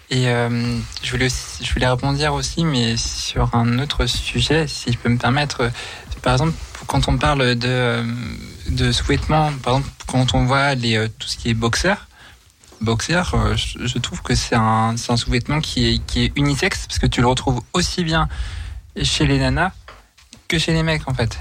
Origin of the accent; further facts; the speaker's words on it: Nantes, Pays de la Loire, France; moved away; je rentre sur Nantes euh, parce que je suis originaire euh, de Nantes